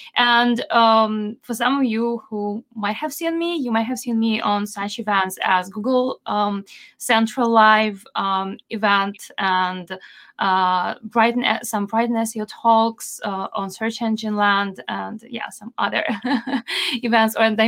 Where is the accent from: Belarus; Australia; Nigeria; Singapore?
Belarus; first language Belarusian; English is a second language; my accent is kind of non-existent because it's not over a particular country. I've learned a lot about phonetics and all the stuff, but my language, regional language, is Belarusian and Russian.